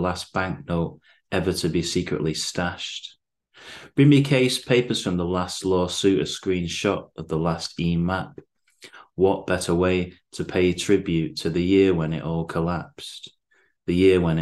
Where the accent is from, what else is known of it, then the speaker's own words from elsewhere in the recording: Bacup, North West England, United Kingdom; now in Manchester, United Kingdom; I'm originally from Bacup in Lancashire, living in Manchester now.